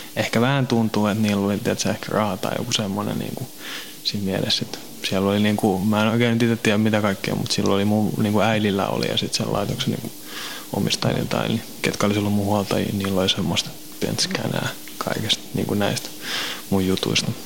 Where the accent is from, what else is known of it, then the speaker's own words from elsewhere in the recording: Helsinki, Uusimaa, Finland; also born or lived in Kirkkonummi / Pornainen; mä oon Helsingistä kotoisin.